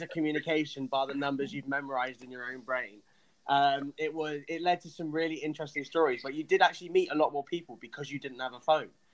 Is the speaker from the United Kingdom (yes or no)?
yes; England, United Kingdom; I'm English